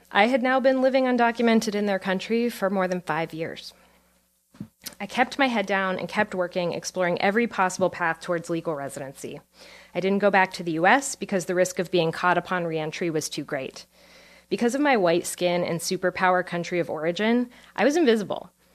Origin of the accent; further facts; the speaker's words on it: Pennsylvania coal country, United States; moved away; I was born in Pennsylvania coal country